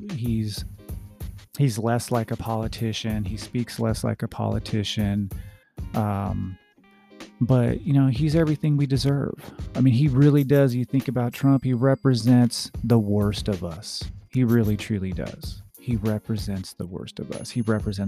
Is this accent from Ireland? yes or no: no; United States; I'm an American. I was born in this country.